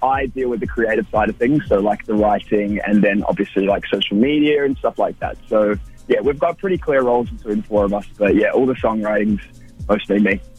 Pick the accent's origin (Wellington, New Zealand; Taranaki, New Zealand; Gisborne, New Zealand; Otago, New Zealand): Wellington, New Zealand; moved away as an adult; also born or lived in Warkworth, New Zealand; now in Melbourne, Australia; I'm originally from Warkworth, which is like an hour north of Auckland, but then I moved to Wellington when I was ten years old